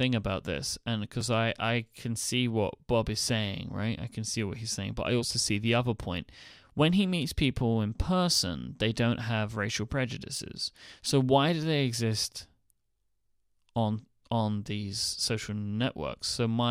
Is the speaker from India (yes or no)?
yes; India; now in United States; I'm an Indian guy in my mid-20s who has lived in the US for 7 years until very recently.